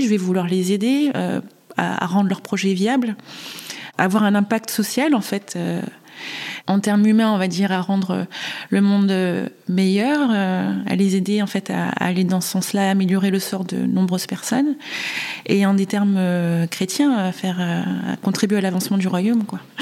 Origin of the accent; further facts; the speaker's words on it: Réunion; j'ai grandi à La Réunion